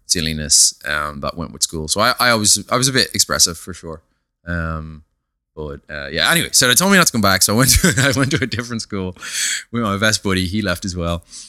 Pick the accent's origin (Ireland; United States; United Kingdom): Ireland; Dublin, Leinster; I was brought up in a place called, uh, Papintree in Ballymun